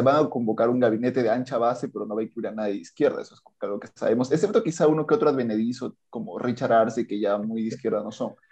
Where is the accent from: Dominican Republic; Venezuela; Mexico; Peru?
Peru; Andahuaylas, Apurímac; Yo soy de la Sierra Sur, en realidad de natural de Andahuaylas, toda mi familia es de allá